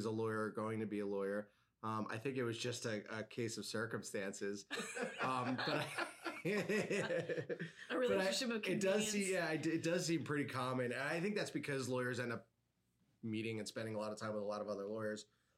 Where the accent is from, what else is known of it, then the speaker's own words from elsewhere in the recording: New York, United States; moved away as an adult; now in Omaha, United States; I'm a New Yorker. We moved here 10 years ago this year.